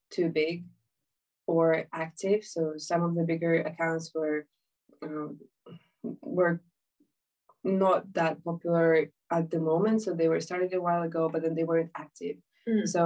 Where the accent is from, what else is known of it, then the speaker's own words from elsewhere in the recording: Ukraine; moved away as an adult; also born or lived in Islington, London; now in London, United Kingdom; I'm from Ukraine, uh, but I've been living in the UK for about six years now. I'm uh, finishing my studies in uh, politics, and I've been living in Islington for a very long while